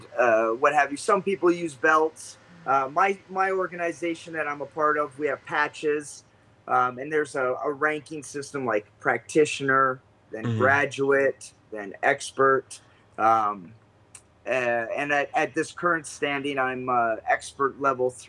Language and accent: English; Vancouver, British Columbia, Canada; I'm originally from Canada, Vancouver, BC, Canada